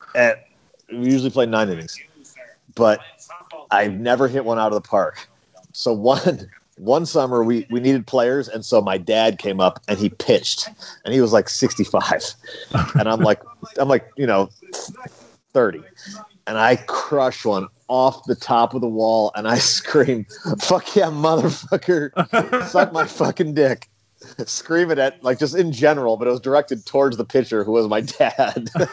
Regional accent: St. Louis, Missouri, United States; I was from St. Louis

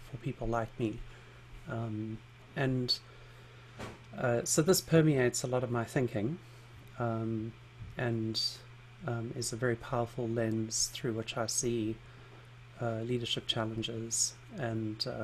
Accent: South Africa; also born or lived in London; because I grew up in South Africa and spent some time living in London

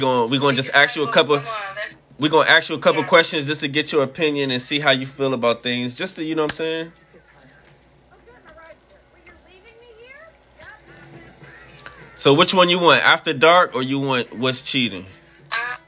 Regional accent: Washington, District of Columbia, United States; I'm from D.C.

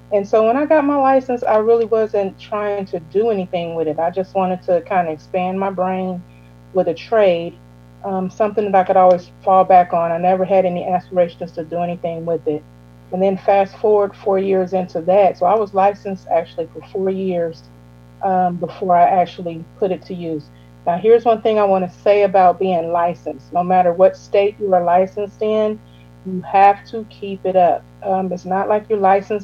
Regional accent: Illinois, United States; moved away as an adult; now in Georgia, United States; I was born and raised in Illinois.

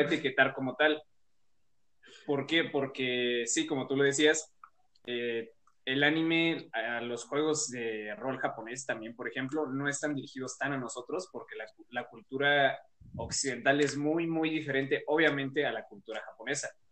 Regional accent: Mexico; en México seguimos siendo muy reacios a aceptar la cultura japonesa

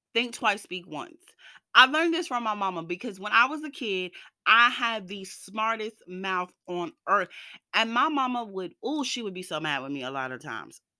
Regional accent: the South, United States; moved away; I went to school in the South, I grew up in the South

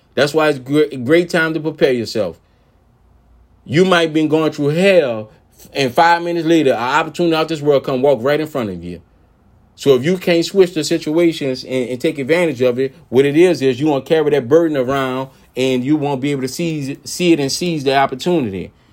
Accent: New Orleans, Louisiana, United States; I'm from New Orleans, Louisiana

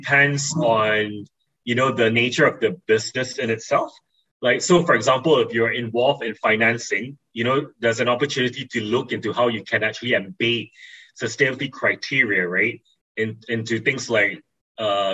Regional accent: East Coast of Peninsular Malaysia, Malaysia; growing up in the East Coast of Peninsula Malaysia, I've always been exposed

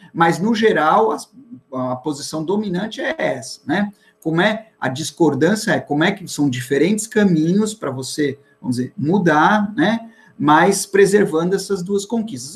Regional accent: Bahia, Brazil; now in São Paulo, Brazil; sempre com o sangue baiano nas veias

